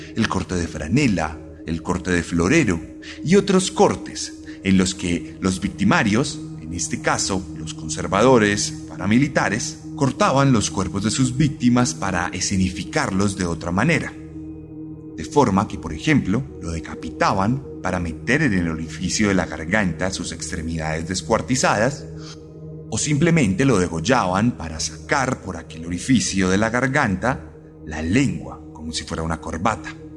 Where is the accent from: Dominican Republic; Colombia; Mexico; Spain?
Colombia; vencimos en las urnas el pasado domingo aquí en Colombia